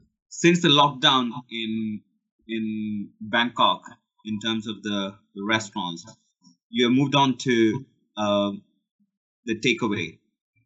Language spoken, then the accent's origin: English; India; moved away as an adult; now in London, United Kingdom; as an Indian origin